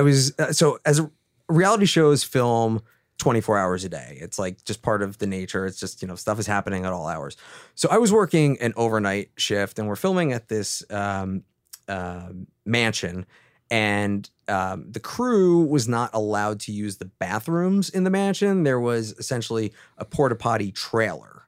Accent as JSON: {"language": "English", "region": "East Coast", "country": "United States", "moved": "yes", "said": "I'm originally from the East Coast"}